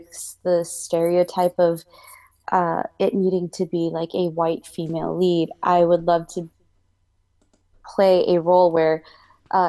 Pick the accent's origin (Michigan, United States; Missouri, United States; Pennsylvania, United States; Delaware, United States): Missouri, United States; St. Louis; I grew up in St. Louis, but I grew up in like suburban St. Louis.